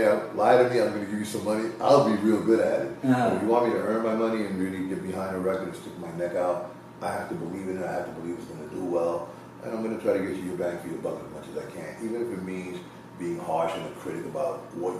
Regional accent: New York, United States; also born or lived in Puerto Rico; I came to New York when I was 3.

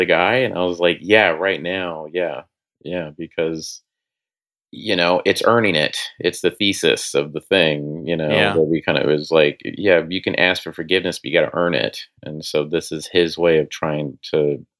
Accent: Oklahoma, United States; moved away; I'm from Oklahoma.

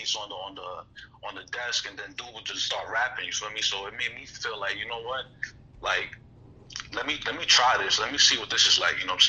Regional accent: New York City, New York, United States; I'm from the Bronx, Castle Hill Projects

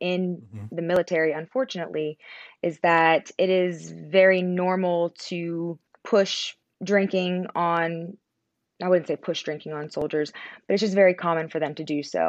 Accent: Pennsylvania, United States; also born or lived in Connecticut / Orlando; now in Georgia, United States; But also, I always say that I'm from Pennsylvania. It's a little small town in Pennsylvania, a little bit north of the West Virginia border. But I also moved around from Connecticut all the way down to Orlando.

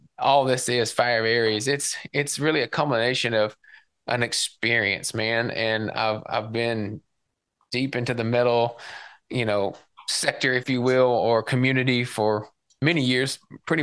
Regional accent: Tennessee, United States; growing up in Tennessee and being a country boy

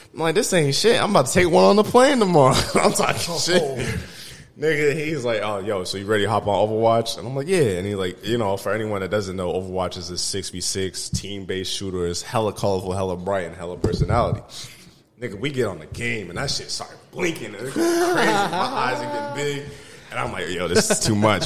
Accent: Des Moines, Iowa, United States; also born or lived in Arizona

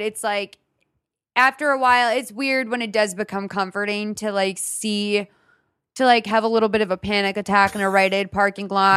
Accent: Lexington, Massachusetts, United States; now in Los Angeles, United States

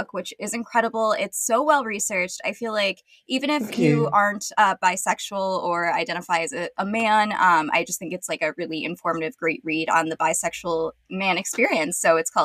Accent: United States; also born or lived in upstate New York; I'm American. I live in upstate New York

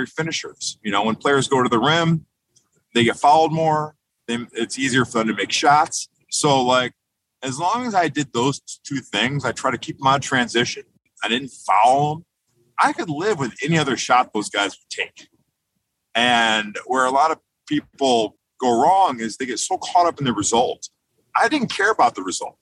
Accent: Detroit, Michigan, United States; being from Detroit

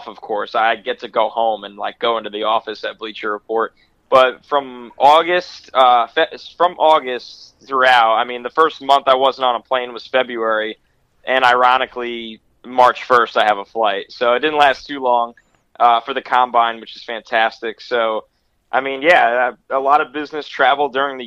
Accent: New York, United States; I'm from New York

